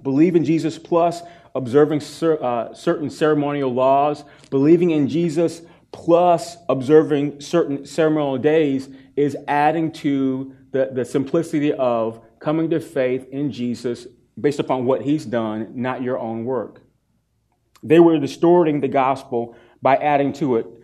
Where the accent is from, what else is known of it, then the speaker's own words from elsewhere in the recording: East Coast, United States; moved away; I'm from the East Coast